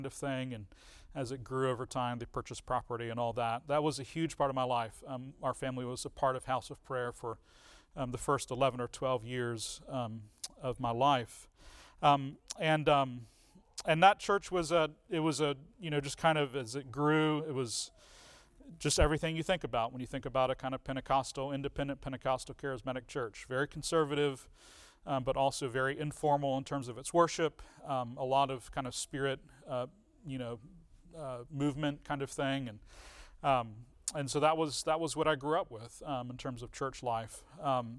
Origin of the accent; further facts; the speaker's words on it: Richmond, Virginia, United States; also born or lived in England; I was born in 1980 in Richmond, Virginia